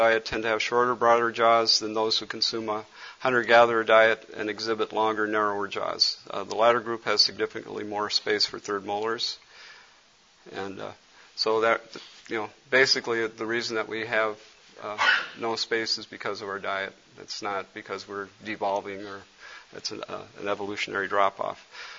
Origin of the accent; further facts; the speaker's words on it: Cameroon; he was from Cameroon and knew I was from Cameroon